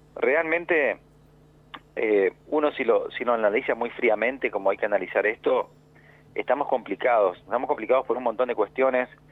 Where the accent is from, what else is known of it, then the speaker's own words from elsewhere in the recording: Argentina; also born or lived in Resistencia, Chaco / Veneto, Italy (ancestry); el desastre en el que vivimos como argentinos